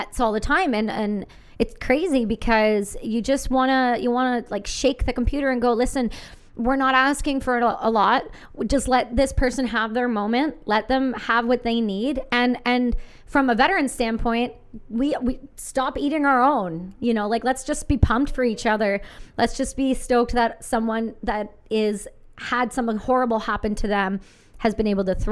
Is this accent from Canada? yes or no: yes; Canada; I'm Canadian